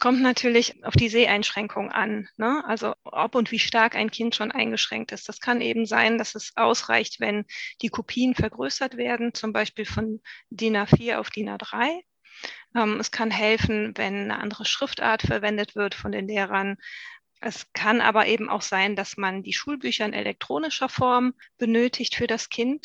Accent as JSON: {"language": "German", "region": "North Rhine-Westphalia", "country": "Germany", "said": "Wir sind ja auch aus Nordrhein-Westfalen"}